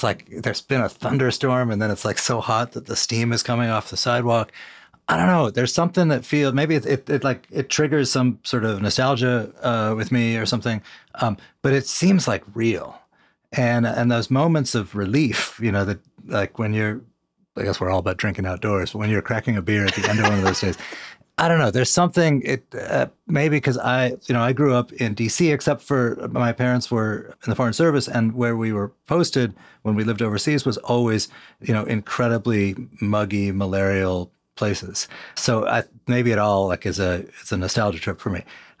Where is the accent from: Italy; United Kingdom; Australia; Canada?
Canada; Montreal, Quebec; I grew up in Montreal and I know better than you.